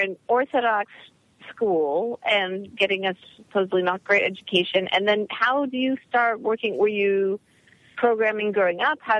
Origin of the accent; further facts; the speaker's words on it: Canada; now in San Francisco Bay Area, United States; I'm Canadian.